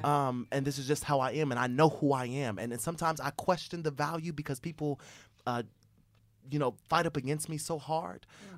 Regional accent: Fort Wayne, Indiana, United States; We're from Fort Wayne, Indiana. So we're from Fort Wayne, Indiana. We went to a school called Paul Harding High School, which is now closed.

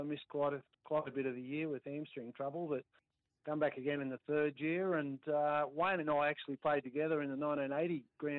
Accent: Australia; now in Wagga Wagga, Australia; I'm originally from Gairmain, obviously, and grew up with the Carrolls

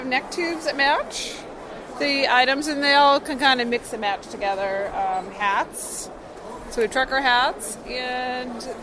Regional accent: Maine, United States; moved away; also born or lived in Alaska; I grew up in Maine

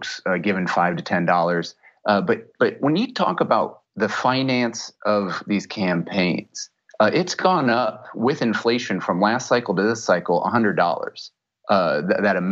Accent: Sioux City, Iowa, United States; moved away; also born or lived in Seattle; my hometown paper, the Sioux City Journal

